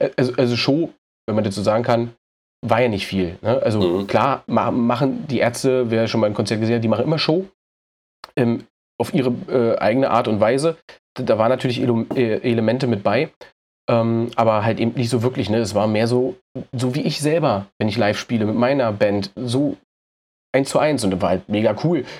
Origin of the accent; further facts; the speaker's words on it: Berlin, Germany; ich komme aus Berlin